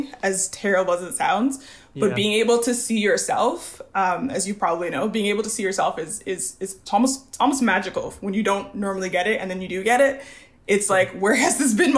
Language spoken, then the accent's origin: English; Montreal, Quebec, Canada; I am born and raised in Montreal, Canada